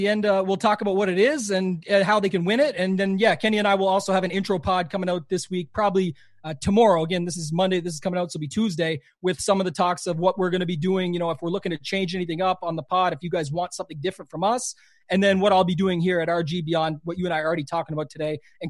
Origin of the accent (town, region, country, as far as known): Canada